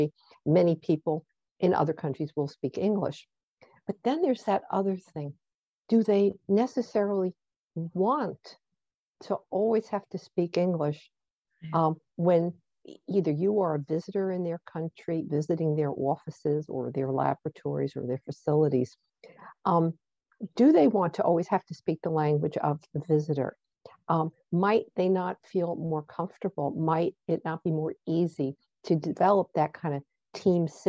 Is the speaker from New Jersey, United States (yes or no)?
yes; New Jersey, United States; my home state of New Jersey